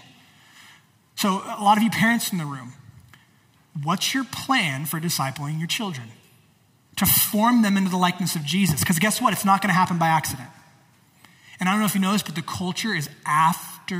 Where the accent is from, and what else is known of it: United States